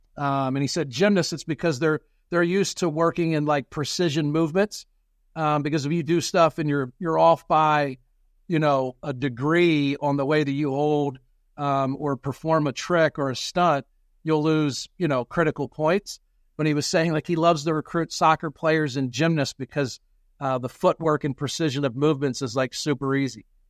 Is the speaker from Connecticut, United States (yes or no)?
no; Pennsylvania, United States; so where we are in Pennsylvania